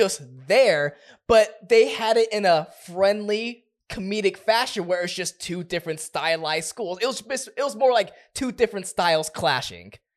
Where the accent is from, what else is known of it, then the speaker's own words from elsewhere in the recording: Southern California, United States; we're from Southern California